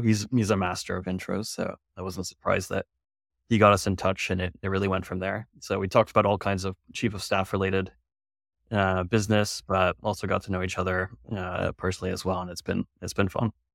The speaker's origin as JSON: {"language": "English", "region": "California", "country": "United States", "tie": "born or raised there", "also_born_or_lived": "San Francisco / Rotterdam / Berlin", "moved": "as an adult", "lives_now": "New York, United States", "said": "I was raised in California"}